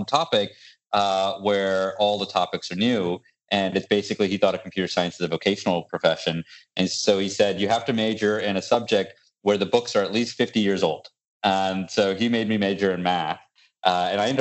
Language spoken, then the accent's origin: English; Virginia, United States; also born or lived in Buffalo, New York / Indiana; I grew up in university life, campus of University of Virginia, and then Purdue University up in Indiana. And we came back to, he got a position at NASA in this little town called Yorktown